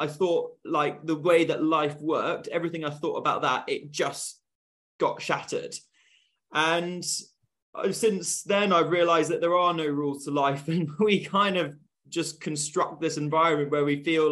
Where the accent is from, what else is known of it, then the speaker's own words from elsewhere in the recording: Bristol, South West England, United Kingdom; I'm from Bristol